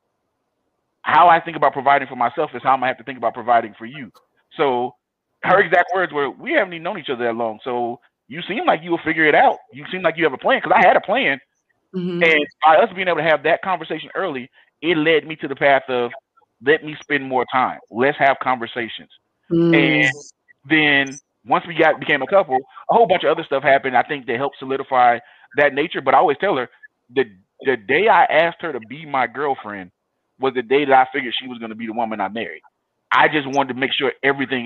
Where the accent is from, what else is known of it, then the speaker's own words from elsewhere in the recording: Compton, California, United States; I grew up in Compton in the 90s